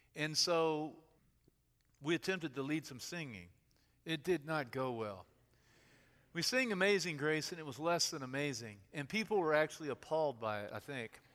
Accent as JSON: {"language": "English", "town": "Louisville", "region": "Kentucky", "country": "United States", "said": "Louisville, Louisville, Kentucky"}